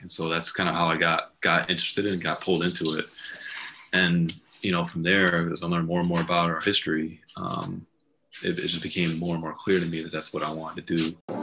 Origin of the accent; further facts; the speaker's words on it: Stratford, Connecticut, United States; also born or lived in Beacon Falls, Connecticut; I moved from Stratford to Beacon Falls in middle school